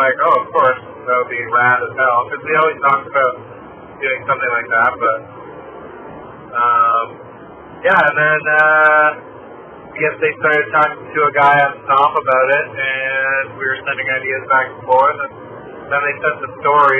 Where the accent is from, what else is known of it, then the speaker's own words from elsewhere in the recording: Canada; being a Canadian